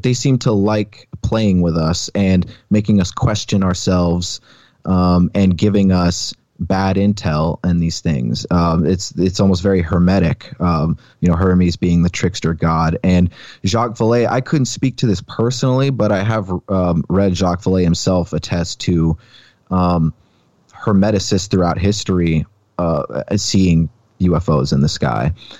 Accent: Alaska, United States; I grew up outside of Anchorage, like 15 minutes down the highway. And there seems to be so much UFO activity surrounding the Chugach mountain range.

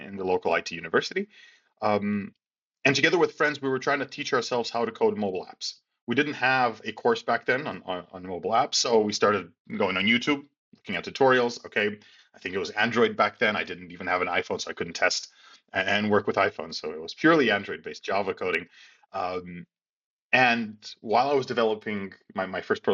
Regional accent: Skopje, North Macedonia; my home country of Macedonia

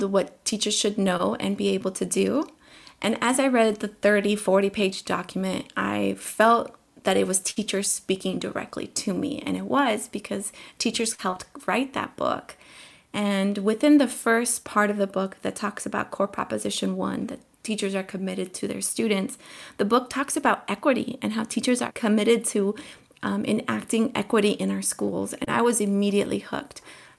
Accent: Colombia; born there; first language Spanish; English is a second language; moved away; I was born in Colombia. And at home, my family was really good about making sure that we all kept speaking Spanish and we were tied to our roots.

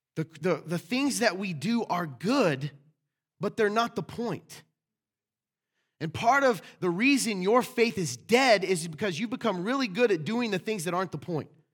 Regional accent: the South, United States; I was raised in the South

